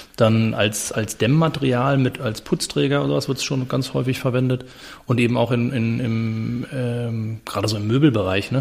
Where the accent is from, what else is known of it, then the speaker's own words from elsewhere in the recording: Berlin, Germany; moved away as an adult; also born or lived in London / Basel / Chile; weil es mein, meine Heimatstadt ist, weil ich da geboren bin